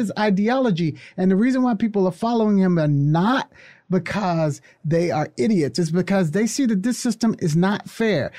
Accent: United States; I love being American.

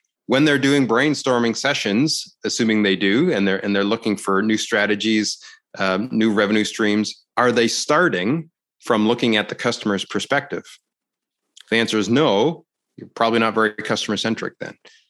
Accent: Canada; I'm Canadian, eh?

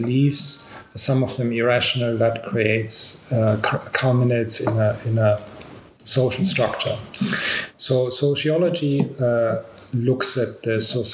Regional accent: Australia; I'm Australian

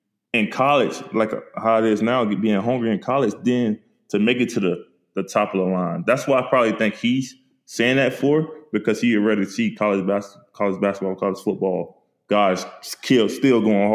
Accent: St. Petersburg, Florida, United States; I'm a kid from St. Petersburg, Florida, that we known for drugs and murders

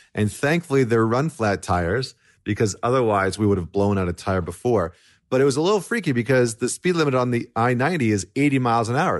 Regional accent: Canada; as a Canadian

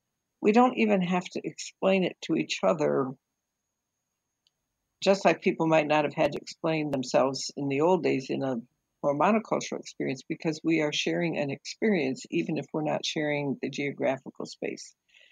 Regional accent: Nigeria; I was born and raised in Nigeria. My parents were teachers, worked with a mission group there.

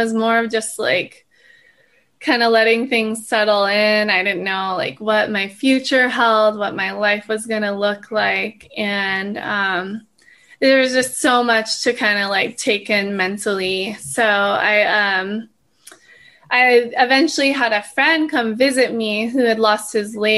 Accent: Hawaii, United States; born and raised in Hawaii, so it's a pretty special place.

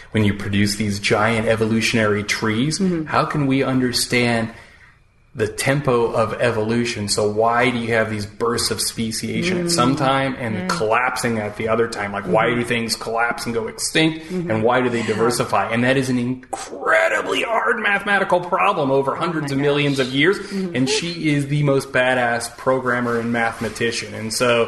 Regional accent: Peoria, Illinois, United States; now in New York, United States; I came from Peoria

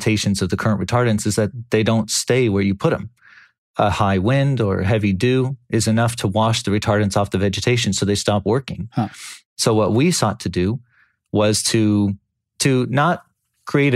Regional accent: California, United States; I grew up in California. I'm Californian for almost my entire life

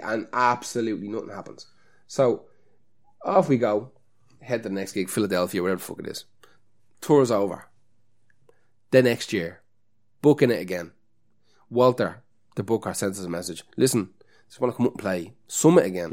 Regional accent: Ireland; as an Irish person

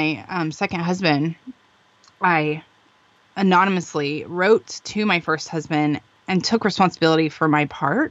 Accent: Arizona, United States; moved away as an adult; now in California, United States; I'm from Arizona

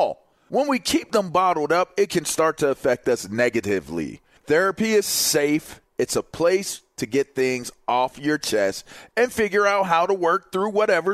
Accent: Pittsburgh, Pennsylvania, United States; moved away; I'm from Pittsburgh

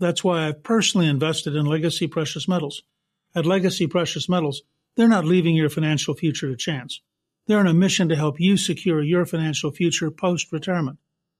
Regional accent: Harrisburg, Pennsylvania, United States; I was born in Harrisburg.

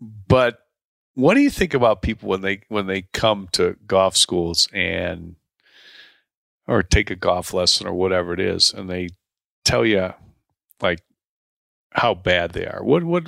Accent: Deerfield, Illinois, United States; Rick and I grew up together in Deerfield, Illinois. Went to high school together, played high school golf together, played college golf together.

